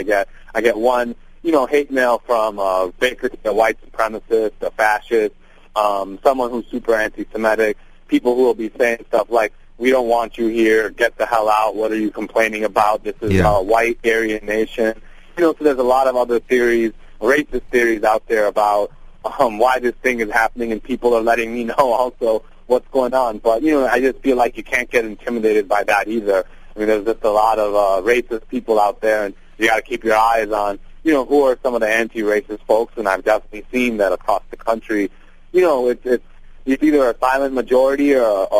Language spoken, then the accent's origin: English; Detroit, Michigan, United States; also born or lived in India; I'm from India, although I, grew up in Detroit, and part of my life was also in the suburbs of Detroit